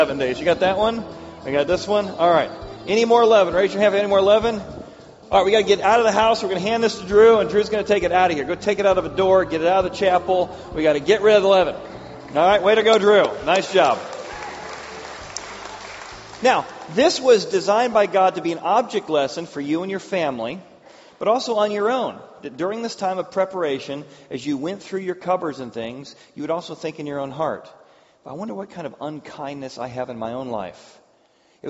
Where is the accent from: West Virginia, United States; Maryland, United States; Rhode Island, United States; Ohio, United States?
Ohio, United States; Cincinnati; I grew up in Cincinnati